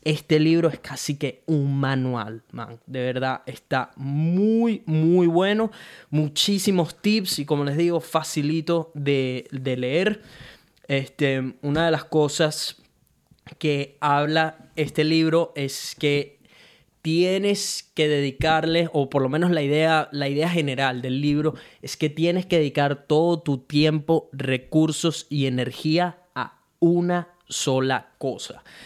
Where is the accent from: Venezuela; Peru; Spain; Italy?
Venezuela; now in Brisbane, Australia; soy un latino, un venezolano que vive en Brisbane, Australia